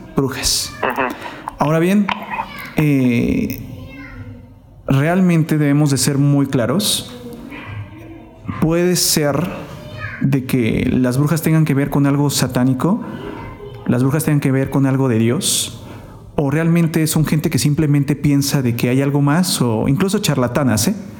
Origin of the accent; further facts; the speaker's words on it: Oaxaca, Mexico; Somos de la misma ciudad